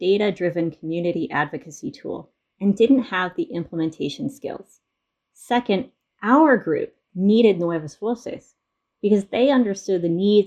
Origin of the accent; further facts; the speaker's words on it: Providence, Rhode Island, United States; moved away; I am from the Providence area and I wanted to do community-centered data science work for social justice in my hometown